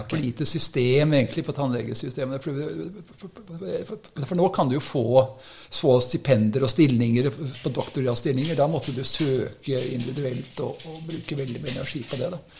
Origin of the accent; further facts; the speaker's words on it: Oslo, Norway; moved away as an adult; now in Ski, Norway; Jeg kommer fra Oslo. Så eh, Oppvokst oppe i Korsvoll